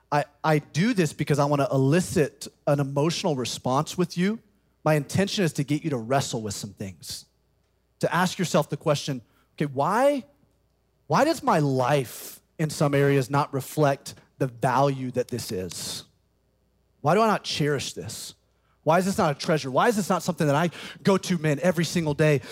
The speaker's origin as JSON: {"language": "English", "town": "Birmingham", "region": "Alabama", "country": "United States", "tie": "born or raised there", "also_born_or_lived": "South Carolina", "moved": "as an adult", "said": "I grew up in Birmingham, Alabama, graduated from Tuscaloosa County High School."}